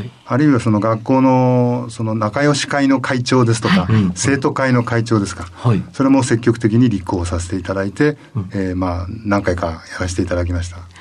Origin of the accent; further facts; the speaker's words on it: Toyama, Japan; moved away as an adult; also born or lived in Kyoto; 富山で育ったので